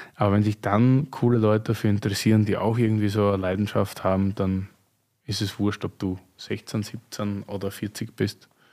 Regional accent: Graz, Styria, Austria; moved away; meiner Heimat, Steiermark

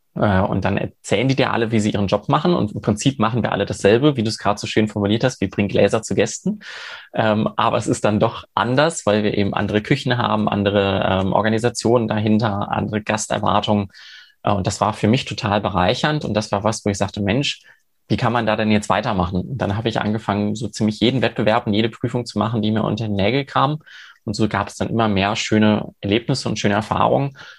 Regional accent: Cologne, North Rhine-Westphalia, Germany; moved away; ich komme äh, ursprünglich aus Köln, ich bin eine Kölsche Jung, äh, also eher mit Bier groß geworden

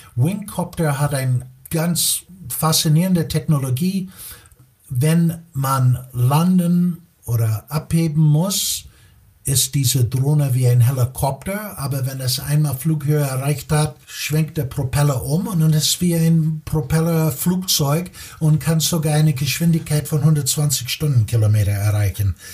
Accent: Chicago, Illinois, United States; German is a second language; moved away as an adult; also born or lived in Munich, Germany / Italy / Spain / Belgium; now in Germany; Ich bin, äh, wie man wahrscheinlich schon hört, gebürtiger Amerikaner, komme aus Chicago.

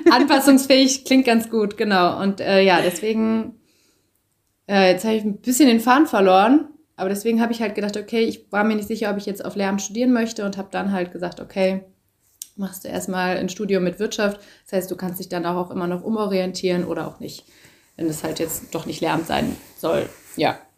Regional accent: hometown near Düsseldorf and Cologne, North Rhine-Westphalia, Germany; also born or lived in Berlin; ich wohne jetzt gerade wieder in meiner Heimatstadt ähm, in der Nähe von Düsseldorf und Köln. War vorher eine Zeit lang äh, in Köln, habe da gelebt und davor äh, in Berlin und davor war ich ganz lange auf Reisen.

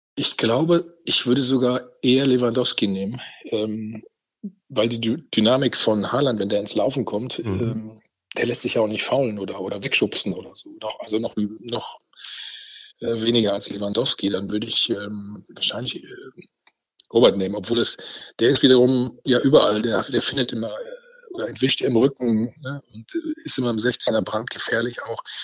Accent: North Rhine-Westphalia, Germany; ich bin Ostwestfale

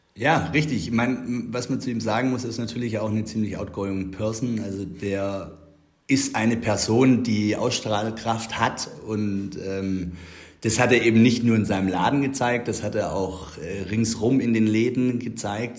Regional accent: Herrenberg, Baden-Württemberg, Germany; wir sind Herrenberger Stadtkinder. Ich meine, wir sind in der Altstadt aufgewachsen

